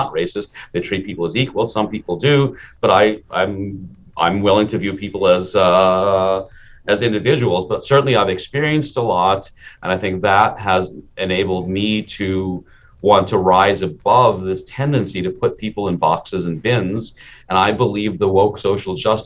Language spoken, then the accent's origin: English; Minnesota, United States; also born or lived in India; I was a kid in Minnesota in the 1970s